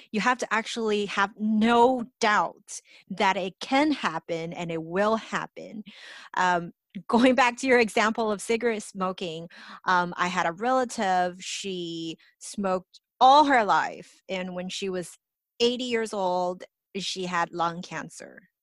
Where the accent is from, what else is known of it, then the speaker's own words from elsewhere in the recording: Los Angeles, California, United States; I grew up in Los Angeles